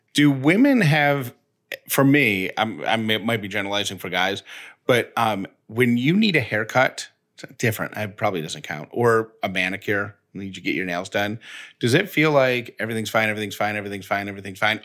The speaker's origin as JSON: {"language": "English", "town": "Syracuse", "region": "New York", "country": "United States", "accent": "Syracuse", "said": "my Syracuse accent, which I don't think I have"}